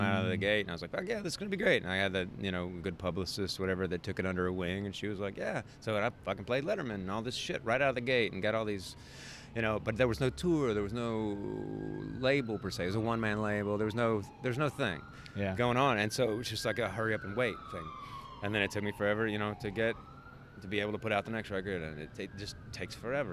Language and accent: English; Mississippi, United States; now in Memphis, United States; I don't actually, you know, feel like I come from Mississippi